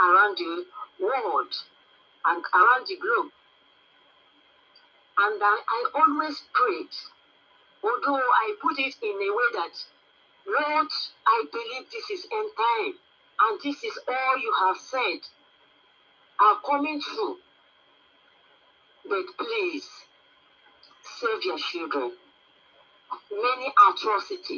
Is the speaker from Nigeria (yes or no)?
yes; Nigeria; I'm from Nigeria